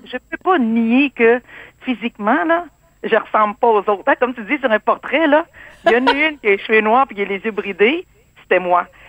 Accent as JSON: {"language": "French", "town": "Quebec City", "region": "Quebec", "country": "Canada", "tie": "born or raised there", "also_born_or_lived": "Cambodia", "said": "Moi, je suis née au Cambodge. C'était le génocide. On a fui un pays et le Québec nous a accueillis."}